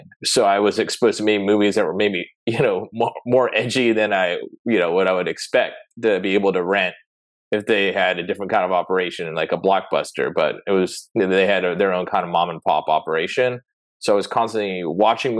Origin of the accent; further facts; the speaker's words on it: San Diego, California, United States; I grew up in San Diego